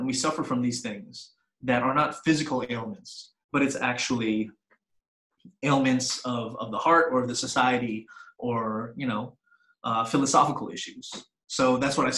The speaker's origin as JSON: {"language": "English", "region": "East Coast", "country": "United States", "tie": "born or raised there", "also_born_or_lived": "Chicago, Illinois", "moved": "yes", "lives_now": "Los Angeles, United States", "said": "I grew up on the East Coast. I was born in Chicago. I grew up on the East Coast. I moved out to L.A."}